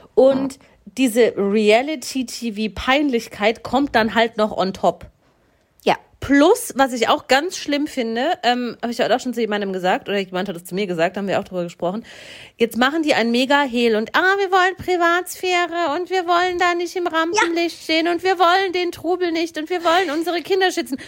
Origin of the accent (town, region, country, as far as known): Swabia, Baden-Württemberg, Germany